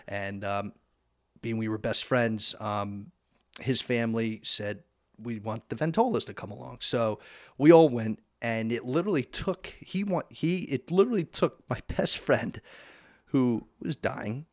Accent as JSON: {"language": "English", "town": "Easton", "region": "Pennsylvania", "country": "United States", "tie": "born or raised there", "also_born_or_lived": "Summit, New Jersey", "said": "we moved out to Pennsylvania. And, um, I was in the fourth grade and went through elementary school, middle school, graduated from Eastern Area High School"}